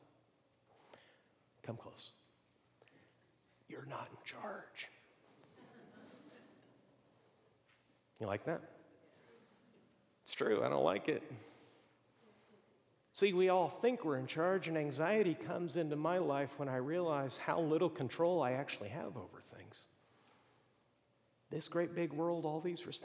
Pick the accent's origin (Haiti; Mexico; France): Mexico; moved away; also born or lived in Boston; growing up in Mexico